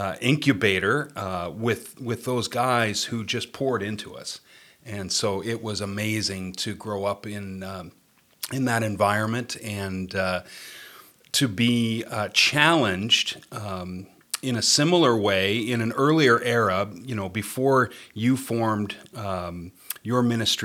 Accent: Woodstock, New Brunswick, Canada; I grew up in Woodstock, New Brunswick, and came to faith at the Wesleyan Church there when I was 8 years old

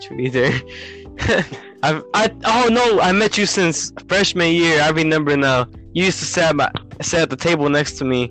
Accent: Hammond, Indiana, United States; now in Washington, United States; I came from Hammond, Indiana, right? So the second I went into Washington, everybody was new to me.

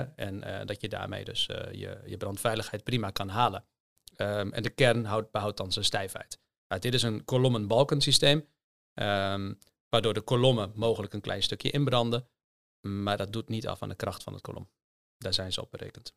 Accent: Hoogezand, Groningen, Netherlands; also born or lived in Delft; ik ben geboren in, in Hoge Zand

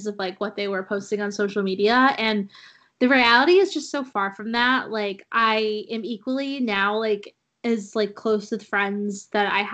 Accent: New England, United States; growing up in New England

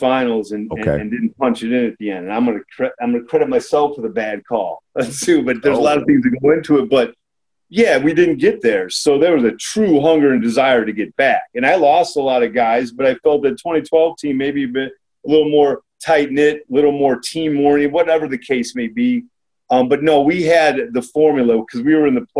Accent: Gary, Indiana, United States; I am from Gary.

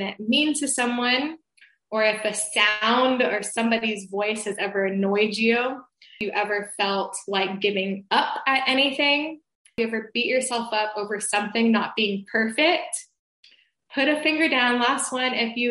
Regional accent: Atlanta, Georgia, United States; I am from Atlanta, Georgia

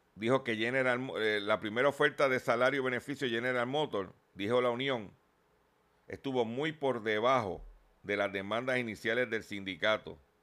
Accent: Lares, Puerto Rico; allá en mi pueblo de Lare

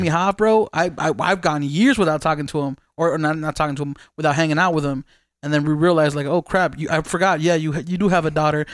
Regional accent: Las Vegas, Nevada, United States; we're from Vegas

